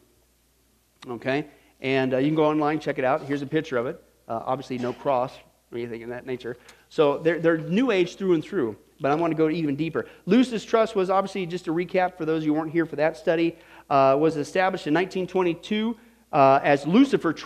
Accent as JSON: {"language": "English", "region": "Kansas", "country": "United States", "tie": "born or raised there", "said": "I grew up in Kansas"}